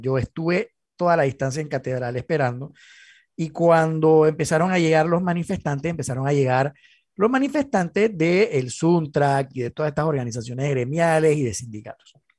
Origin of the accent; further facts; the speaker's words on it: Panama; como panameños